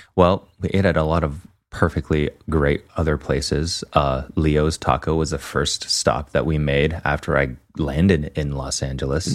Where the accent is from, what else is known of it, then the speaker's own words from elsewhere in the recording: Canada; as a Canadian